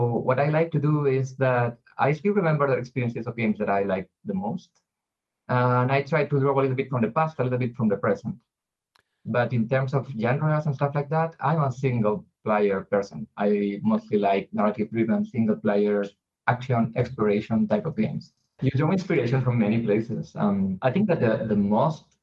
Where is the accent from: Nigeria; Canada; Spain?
Spain; we are from Spain